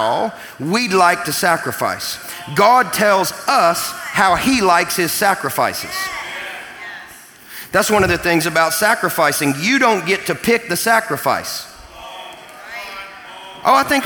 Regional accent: Kentucky, United States; I'm from Kentucky

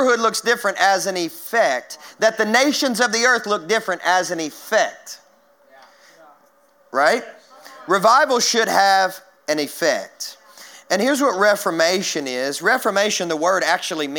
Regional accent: Kentucky, United States; now in Nashville, United States; I grew up in Kentucky

